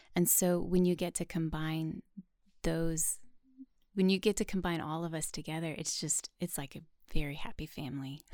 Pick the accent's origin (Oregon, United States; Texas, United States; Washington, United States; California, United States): Washington, United States; Chehalis; moved away as an adult; also born or lived in Tennessee; now in Nashville, United States; I'm actually from a tiny town called Chehalis, Washington